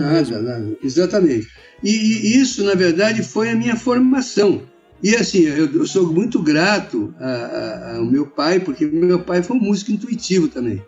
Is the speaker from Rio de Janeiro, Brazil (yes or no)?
no; São Paulo, Brazil; E a gente morava em São Paulo, eu sou paulista